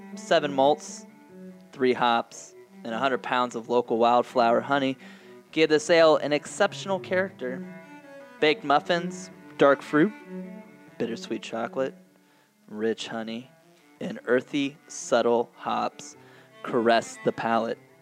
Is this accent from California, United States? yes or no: no; Hocking County, Ohio, United States; I'm from Hocking County